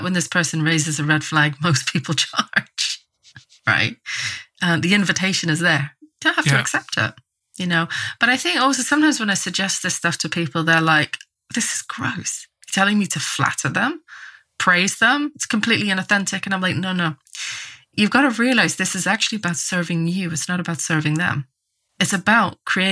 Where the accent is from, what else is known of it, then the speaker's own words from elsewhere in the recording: Northern Ireland, United Kingdom; moved away as an adult; also born or lived in England; I grew up in Northern Ireland in quite a religious context with a lot of dogmatism